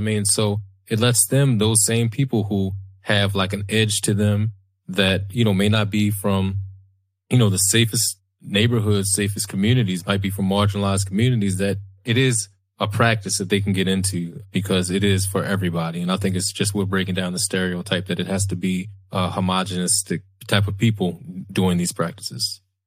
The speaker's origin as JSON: {"language": "English", "town": "Baltimore", "region": "Maryland", "country": "United States", "tie": "born or raised there", "said": "we grew up in West Baltimore, lived in West Baltimore, dangerous place"}